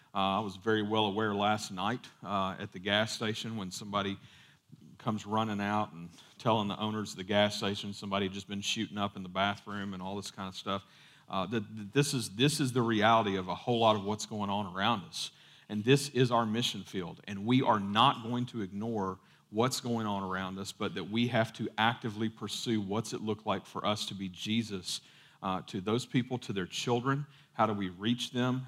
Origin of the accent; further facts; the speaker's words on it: United States; we grew up, you know, part of growing up in America